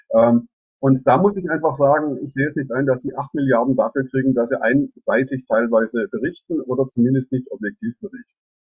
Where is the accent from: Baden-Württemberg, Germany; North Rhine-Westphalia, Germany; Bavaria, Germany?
Baden-Württemberg, Germany; Reutlingen; also born or lived in Heidelberg / Saxony; die Region Neckaralb liegt mir klar aus am Herzen, weil ich hier geboren bin